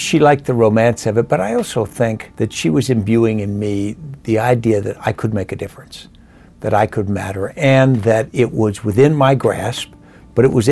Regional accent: Arlington, Virginia, United States; I grew up in Arlington, Virginia in those years

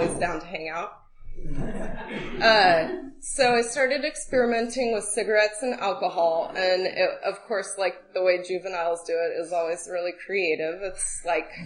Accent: Sunol, California, United States; also born or lived in Walnut Creek, California; I was born in the Bay Area in Walnut Creek, actually. Walnut Creek. Yep. We lived in Sunol, which is like a little, wooded town in Alameda County.

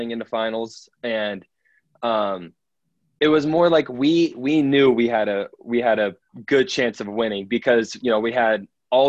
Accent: Papillion, Nebraska, United States; I grew up in Papillion, Nebraska

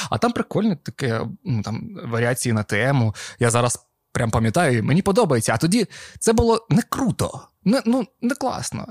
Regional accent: Avdiivka, Donetsk Oblast, Ukraine; first language Russian; Ukrainian is a second language; moved away; Я з Авдіївки, це Донецька область

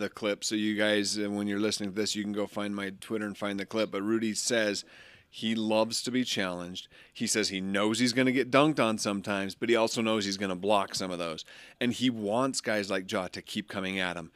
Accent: Utah, United States; I grew up in Utah

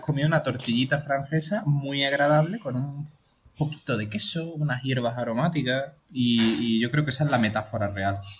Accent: Andalusia, Spain; somos andaluces

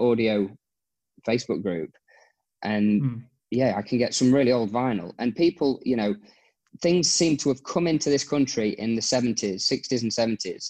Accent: Nottingham, East Midlands, United Kingdom; moved away as an adult; now in Abu Dhabi, United Arab Emirates; I'm from Nottingham-ish

